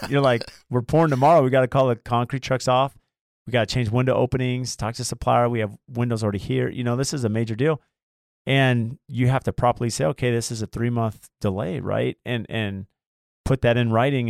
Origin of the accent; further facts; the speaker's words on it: Lemon Grove, California, United States; also born or lived in La Mesa; I grew up in La Mesa, well, Lemon Grove